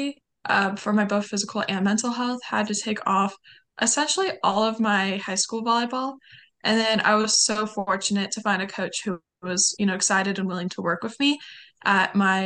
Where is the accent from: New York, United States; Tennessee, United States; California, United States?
California, United States; Lancaster; I grew up a little bit like about 30-40 minutes north of LA, in a much smaller like suburb in the desert